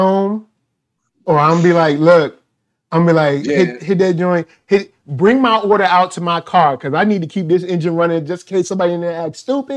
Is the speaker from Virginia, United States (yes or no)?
yes; Richmond, Virginia, United States; I'm from Richmond.